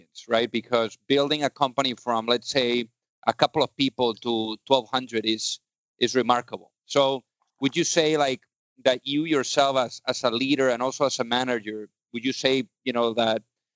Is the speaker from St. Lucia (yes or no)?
no; Spain; now in United States; I'm from Spain